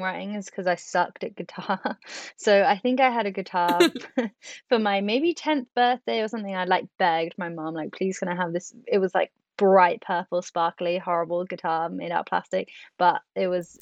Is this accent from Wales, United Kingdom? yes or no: yes; Swansea, Wales, United Kingdom; moved away; Swansea is actually my hometown. So it's going to be nice to come home